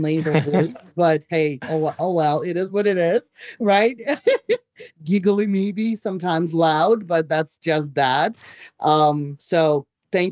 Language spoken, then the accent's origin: English; Belarus; first language Russian; English is a second language; also born or lived in New York, United States; now in Florida, United States; I was born in Belarus, came here 30 years ago, lived in New York for 30 years.